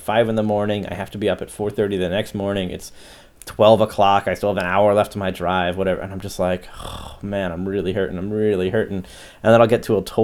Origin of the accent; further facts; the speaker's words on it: Pennsylvania, United States; growing up in Pennsylvania